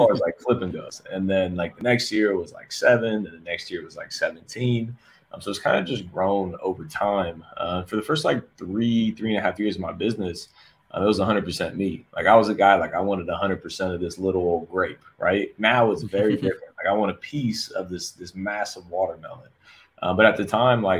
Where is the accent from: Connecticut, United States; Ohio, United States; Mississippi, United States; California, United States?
Ohio, United States; Columbus; moved away as an adult; now in Fort Lauderdale, United States; born and raised in Columbus, Ohio